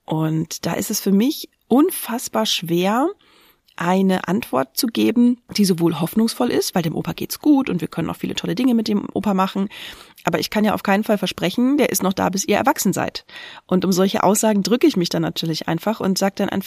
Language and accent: German; Linthe, Brandenburg, Germany; Ich bin in Linte in Brandenburg aufgewachsen